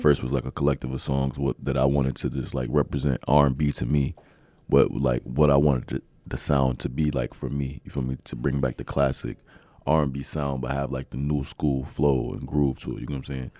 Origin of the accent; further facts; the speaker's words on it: Mount Airy, North Carolina, United States; moved away; also born or lived in Connecticut / Los Angeles; I'm originally from a small town out here, Mount Airy, North Carolina